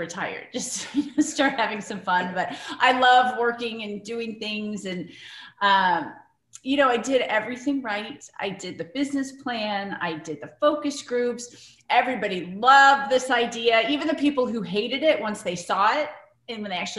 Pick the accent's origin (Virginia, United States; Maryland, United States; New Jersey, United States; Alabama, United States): Virginia, United States; Vienna; also born or lived in Prince William County, Virginia; I was born and raised in Vienna. I was actually born in Fairfax Hospital.